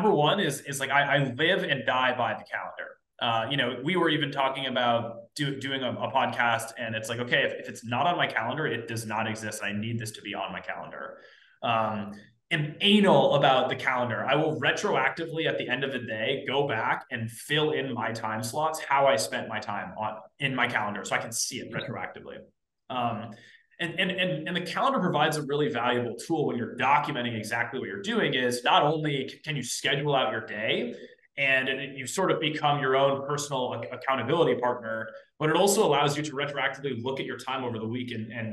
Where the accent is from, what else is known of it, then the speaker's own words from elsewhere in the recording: East Coast, United States; I'm from the East Coast, youngest of 3 siblings.